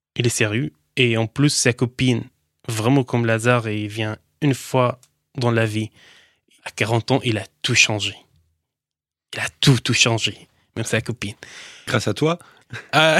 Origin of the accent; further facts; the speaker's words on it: Daraya, Rif Dimashq, Syria; French is a second language; moved away as an adult; also born or lived in Lebanon; now in France; Je viens d'une ville, banlieue de Damas, s'appelle Daraya